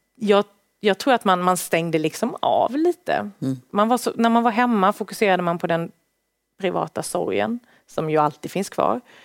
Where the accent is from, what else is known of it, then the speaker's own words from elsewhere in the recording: Värnamo, Jönköping County, Sweden; moved away as an adult; now in Stockholm, Sweden; Så Småland, där jag kommer ifrån